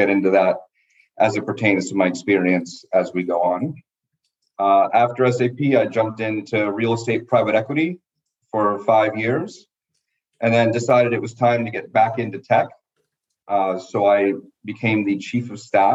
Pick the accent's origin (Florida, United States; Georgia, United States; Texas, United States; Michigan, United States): Florida, United States; Miami; moved away as an adult; also born or lived in Dartmouth College, New Hampshire; I was born and raised in Miami, Florida